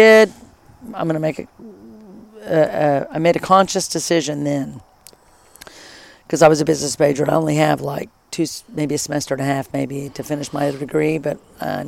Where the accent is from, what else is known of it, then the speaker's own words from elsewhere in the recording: Oklahoma City, Oklahoma, United States; I grew up in Oklahoma City. Grew up in Oklahoma City. Went to Putnam Heights Elementary and then Harding Middle School and Northwest Classen High School